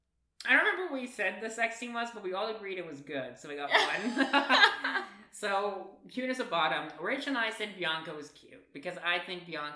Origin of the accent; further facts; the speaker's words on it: United States; I am American.